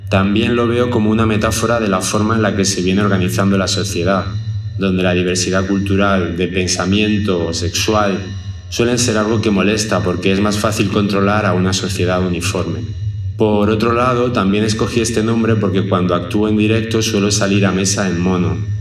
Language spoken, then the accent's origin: Spanish; Villanueva del Arzobispo, Andalusia, Spain; moved away as an adult; en mi pueblo natal, Villanueva del Arzobispo